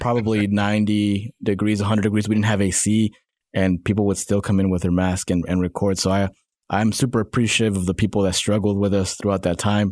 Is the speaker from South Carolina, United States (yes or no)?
no; Salinas, California, United States; now in Northwest Arkansas, United States; I was born in, uh, Salinas, California.